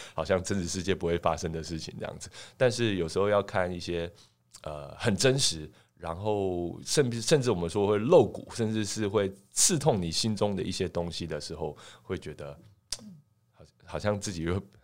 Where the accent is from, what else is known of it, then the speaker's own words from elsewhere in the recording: Taiwan; 我们台湾人